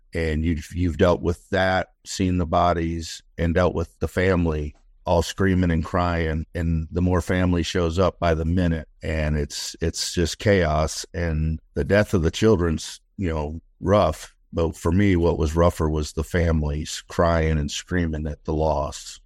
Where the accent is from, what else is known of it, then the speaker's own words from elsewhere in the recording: Detroit, Michigan, United States; now in Austin, United States; I was raised in Detroit, Michigan in the sixties and seventies